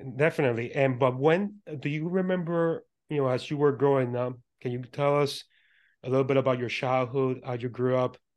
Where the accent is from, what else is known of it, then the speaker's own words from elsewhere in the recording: Puerto Rico; I was born and raised in Puerto Rico